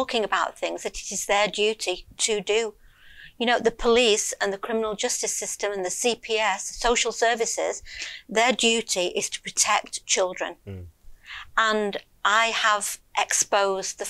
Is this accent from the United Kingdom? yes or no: yes; Lancashire, North West England, United Kingdom; I was born in Lancashire. Yeah. And I've lived there all my life. So, yeah, just a northern girl